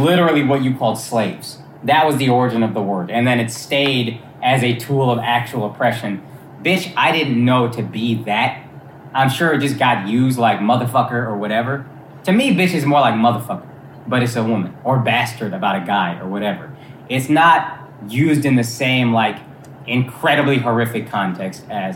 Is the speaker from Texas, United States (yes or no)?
yes; Texas, United States; moved away as an adult; also born or lived in New York / Los Angeles; I grew up in Texas, which is very Republican, whatever, so I was pretty liberal